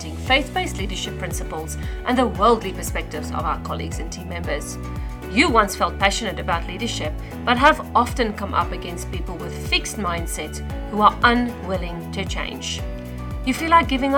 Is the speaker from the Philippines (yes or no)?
no; South Africa; accent: South African; moved away as an adult; now in Australia; I was born and raised in South Africa